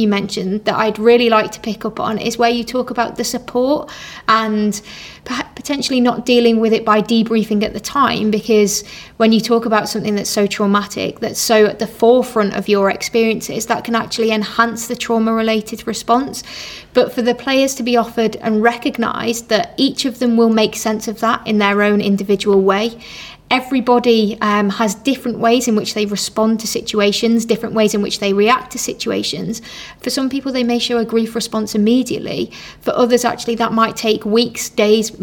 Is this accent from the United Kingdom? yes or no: yes; England, United Kingdom; me being English